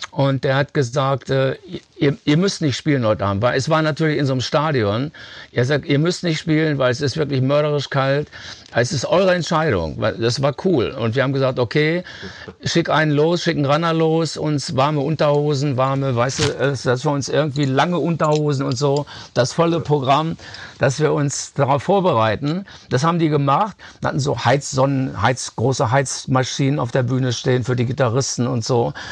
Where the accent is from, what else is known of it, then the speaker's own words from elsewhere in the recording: Germany; äh, sagen wir mal, dass man als Deutscher inspiriert wurde, einen Song zu schreiben wie … ist eigentlich nicht verwunderlich. Wir sind aufgewachsen im Kalten Krieg.